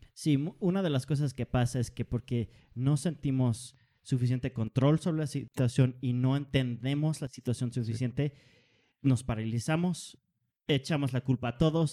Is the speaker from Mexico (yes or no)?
no; Denmark; yo soy danés